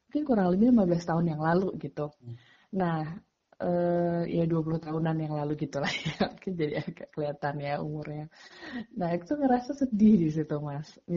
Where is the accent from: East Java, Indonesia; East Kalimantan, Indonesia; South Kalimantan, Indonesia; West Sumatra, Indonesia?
East Java, Indonesia; Magetan; moved away as an adult; now in Jakarta, Indonesia; Jadi uh, saya lahir dan besar tuh di Magetan, SD, SMP sampai SMA di sana. Uh, Bapak Ibu saya juga asli Magetan gitu ya. Baru kemudian tahun 2008 saya di Jakarta uh, mulai untuk kuliah di Fakultas Hukum UI